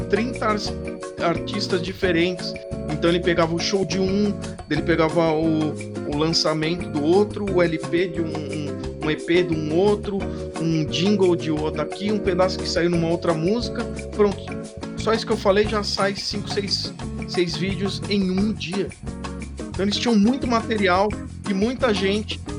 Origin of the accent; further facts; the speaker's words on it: São Paulo, Brazil; capital do, de São Paulo.